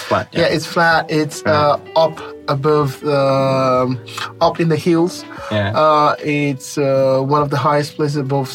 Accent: Jos, Plateau, Nigeria; moved away as an adult; now in Novosibirsk, Russia; having traveled and, you know, being here in Siberia for this long, I now appreciate my hometown much more

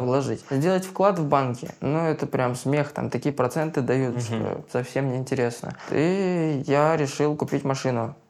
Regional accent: Blagoveshchensk, Amur Oblast, Russia; moved away as an adult; now in Saint Petersburg, Russia; Я из Дальнего Востока, Амурская область, город Благовещенск на границе с Китаем

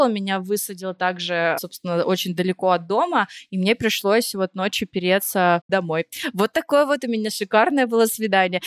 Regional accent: Vorkuta, Komi Republic, Russia; я из Воркуты

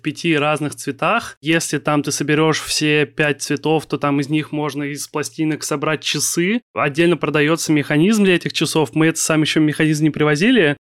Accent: Kaliningrad, Kaliningrad Oblast, Russia; moved away as an adult; now in Saint Petersburg, Russia; Я сам из Калининграда, но я вот в конце сентября переехал в Питер

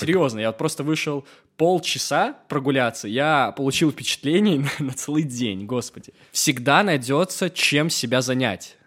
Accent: Belarus; now in Georgia; я вообще э, из Беларуси, ну, на русском говорю

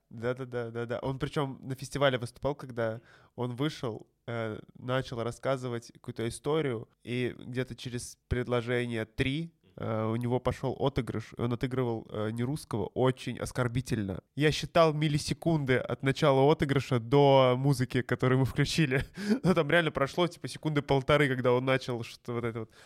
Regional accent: Kazan, Tatarstan, Russia; у нас в Казани

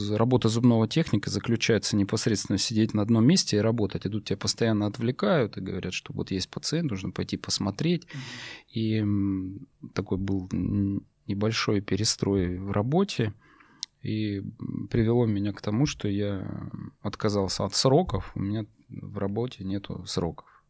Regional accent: North Caucasus, Russia; also born or lived in Tyumen, Russia; now in Moscow, Russia; родом я с Северного Кавказа

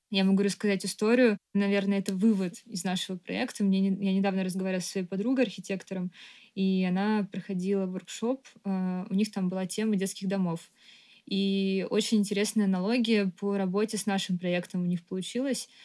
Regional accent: Moscow, Russia; Я родилась в Москве и всю жизнь жила здесь

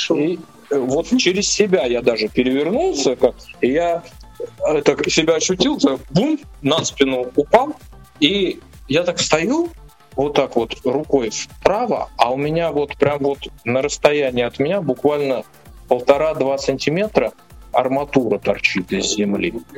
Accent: Nizhny Novgorod, Nizhny Novgorod Oblast, Russia; тоже из Нижнего Новгорода, да, но мы жили на другом конце города

